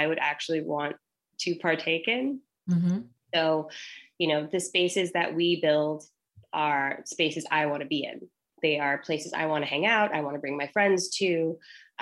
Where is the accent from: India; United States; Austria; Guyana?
United States; Denver, Colorado; moved away; I'm from Denver, so I'm going back home